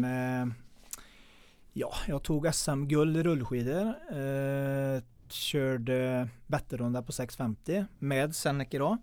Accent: Mellerud, Västra Götaland, Sweden; Jag är uppväxt i Mellerud

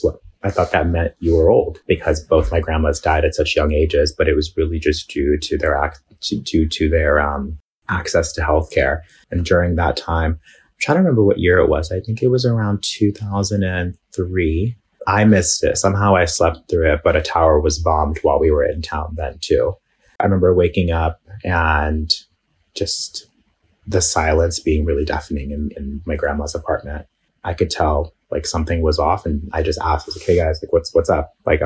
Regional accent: New York, United States; So I was actually born and raised in New York, out in Bay Ridge. It's a huge Muslim and Arab community.

